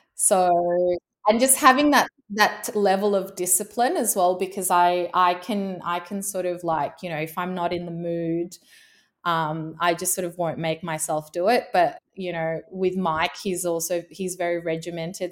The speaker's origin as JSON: {"language": "English", "country": "Indonesia", "tie": "born or raised there", "moved": "yes", "said": "being born and growing up in Indonesia"}